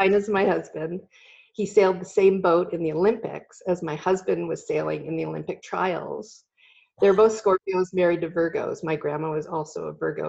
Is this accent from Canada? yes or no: yes; Belleville, Ontario, Canada; moved away as an adult; also born or lived in Kingston, Ontario; now in California, United States; I was born in Kingston, but I grew up in Belleville, which is not too far away